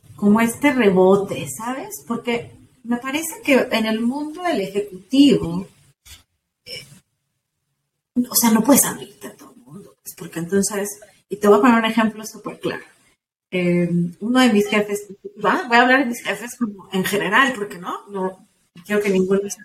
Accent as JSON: {"language": "Spanish", "country": "Mexico", "said": "somos mexicanos antes que nada, y hoy es día festivo en México, pero somos mexicanas"}